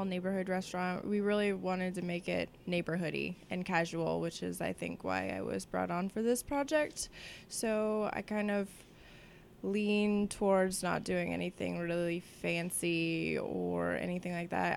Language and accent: English; Vista, California, United States; I grew up in North San Diego in a small city called Vista.